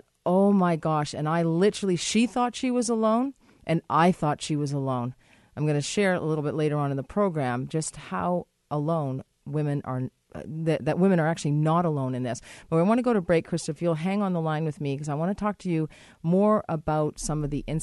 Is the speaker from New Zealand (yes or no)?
no; Canada; as a Canadian